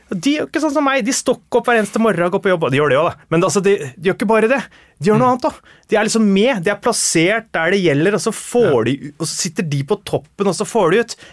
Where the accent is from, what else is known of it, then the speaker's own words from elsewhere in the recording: Oslo, Norway; Jeg vokste opp på Nordberg.